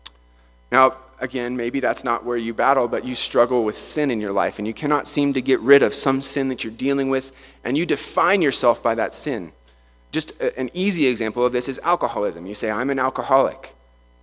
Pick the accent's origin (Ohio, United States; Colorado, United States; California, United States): Colorado, United States; Vail; I grew up in Vail, so I skied, I snowboarded my whole life